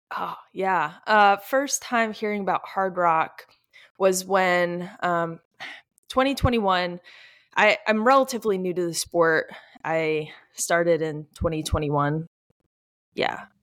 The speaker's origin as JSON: {"language": "English", "region": "East Coast", "country": "United States", "lives_now": "Virginia Beach, United States", "said": "we're all from the East Coast. We're not, um, people, we're not from Colorado"}